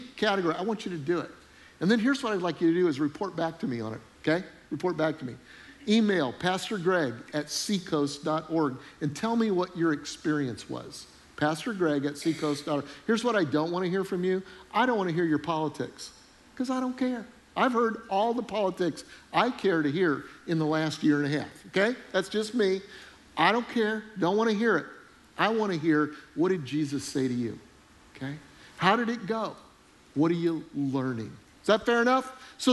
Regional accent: Charleston, South Carolina, United States; I'm from Charleston, South Carolina

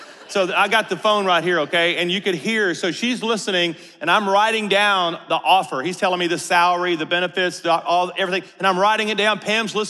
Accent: Louisiana, United States; Now, we grew up in North Louisiana, and Amarillo, Texas is 9 hours away from all of our family and friends.

